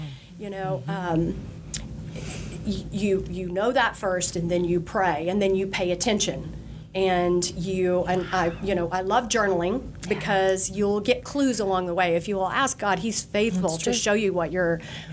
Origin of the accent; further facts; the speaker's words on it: Oklahoma, United States; moved away as an adult; now in Texas, United States; I'm originally from Oklahoma